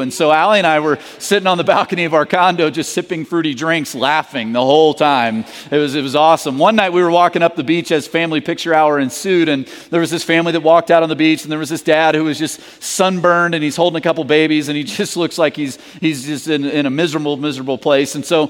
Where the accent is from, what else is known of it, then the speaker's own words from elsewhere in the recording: the South, United States; And I'm from the South, so I understand that world.